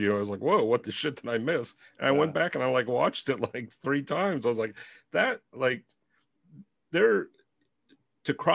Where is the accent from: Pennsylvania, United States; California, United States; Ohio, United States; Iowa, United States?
Ohio, United States; I'm from Ohio